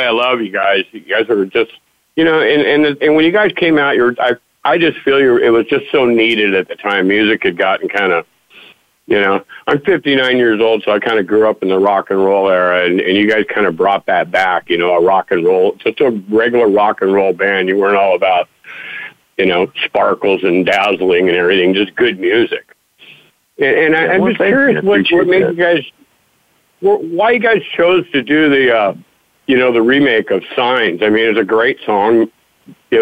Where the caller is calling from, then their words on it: Huntington Beach, California, United States; also born or lived in West Sacramento, California; I'm calling from Huntington Beach, California